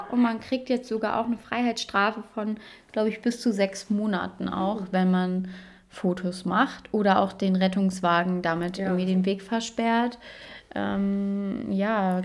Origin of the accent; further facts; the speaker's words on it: Saxony, Germany; bei uns in Sachsen